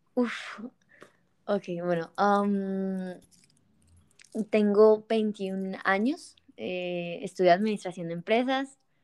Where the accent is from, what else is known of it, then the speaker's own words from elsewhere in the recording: Bucaramanga, Santander, Colombia; also born or lived in Bogotá; Entonces yo soy de Bucaramanga y en ese momento estaba en Bucaramanga